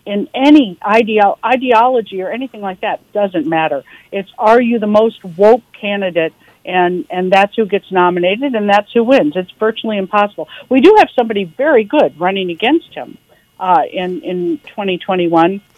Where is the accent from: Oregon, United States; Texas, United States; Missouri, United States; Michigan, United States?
Missouri, United States; St. Louis; I grew up in St. Louis